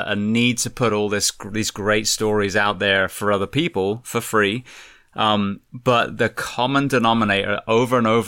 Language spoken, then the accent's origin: English; England, United Kingdom; I'm from England